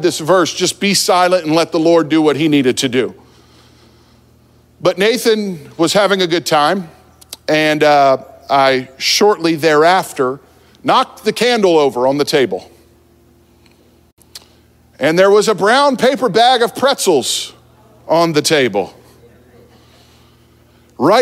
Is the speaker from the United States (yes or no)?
yes; New Jersey, United States; I grew up in New Jersey